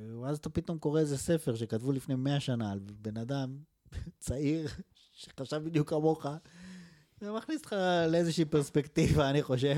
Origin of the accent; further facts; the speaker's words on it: Israel; moved away; also born or lived in Canada; בתור ישראלים בגילנו